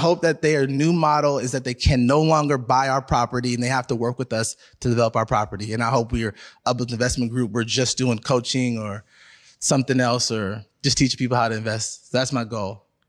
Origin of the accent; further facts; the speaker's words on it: Seattle, Washington, United States; I'm born and raised in Seattle, so Seattle